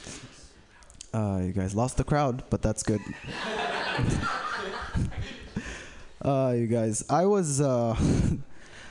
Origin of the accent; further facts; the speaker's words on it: Saudi Arabia; I'm from Saudi Arabia, not Bedrock. We speak English.